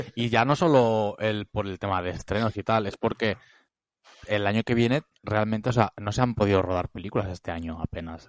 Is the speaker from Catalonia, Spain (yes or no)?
yes; Reus, Catalonia, Spain; now in Barcelona, Spain; yo soy de Reus